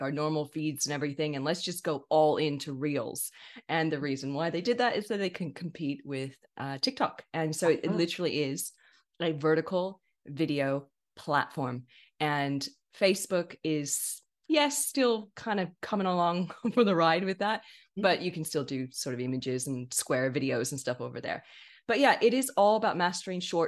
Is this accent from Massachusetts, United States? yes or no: no; California, United States; accent: American; moved away as an adult; now in Sydney, Australia; I'm originally from California in the States.